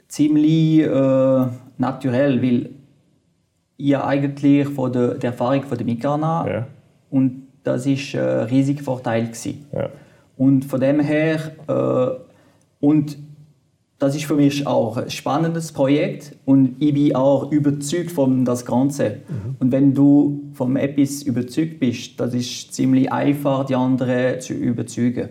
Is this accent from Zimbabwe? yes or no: no; French-speaking part, Fribourg, Switzerland; first language French; German is a second language; Ich bin Kanton Fribourg gewachsen, auf französisch, französischer Teil. Ich musste äh, Deutsch lernen, man hört das auch.